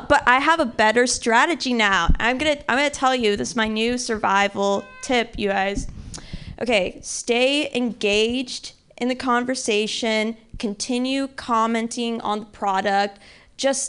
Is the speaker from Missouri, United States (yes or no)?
yes; Missouri, United States; I grew up in Missouri